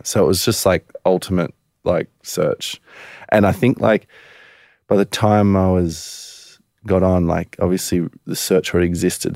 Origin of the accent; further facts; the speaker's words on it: Culburra Beach, New South Wales, Australia; We grew up in Coolbarra Beach.